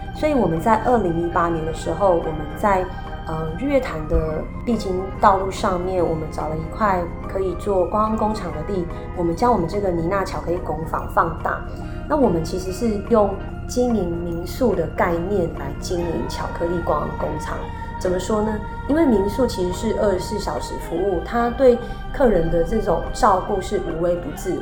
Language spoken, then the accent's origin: Chinese; Taiwan; 我们台湾人